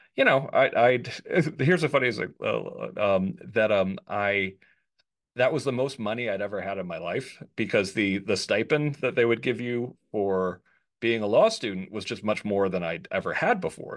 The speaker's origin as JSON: {"language": "English", "region": "suburbs of New York", "country": "United States", "tie": "born or raised there", "moved": "yes", "lives_now": "Washington, D.C., United States", "said": "I was born in New York, but I grew up in the burbs"}